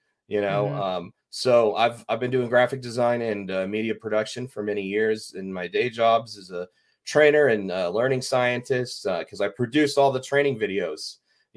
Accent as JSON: {"language": "English", "town": "Dallas", "region": "Texas", "country": "United States", "tie": "born or raised there", "said": "I'm from Dallas. I grew up there."}